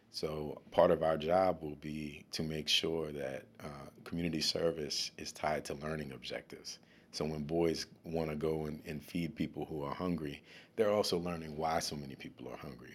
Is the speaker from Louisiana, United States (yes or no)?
yes; New Orleans, Louisiana, United States; also born or lived in Washington, D.C.; now in Baltimore, United States; I'm from New Orleans